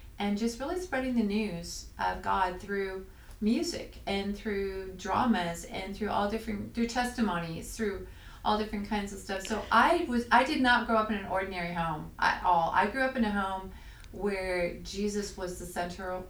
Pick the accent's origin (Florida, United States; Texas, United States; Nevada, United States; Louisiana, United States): Nevada, United States; Reno; now in Redding, United States; I was raised in the Reno